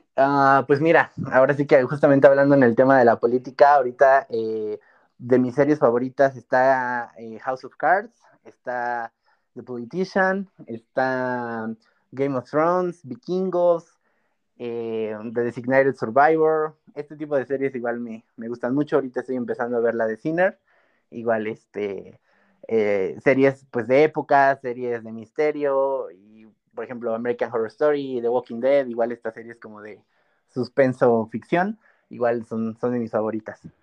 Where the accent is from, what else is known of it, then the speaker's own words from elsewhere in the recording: Mexico; also born or lived in Pachuca, Hidalgo; todavía no estamos preparados como cultura mexicana, como población de México